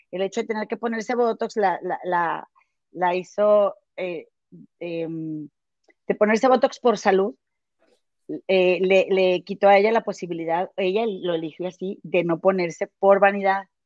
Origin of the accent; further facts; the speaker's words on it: San Francisco, California, United States; de San Francisco … de San Francisco, California.